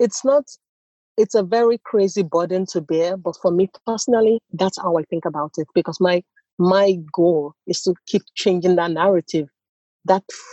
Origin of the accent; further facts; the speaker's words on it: Nigeria; accent: Nigerian; moved away as an adult; also born or lived in United States; now in Stockholm, Sweden; my accent is very Nigerian, and I grew up in Nigeria.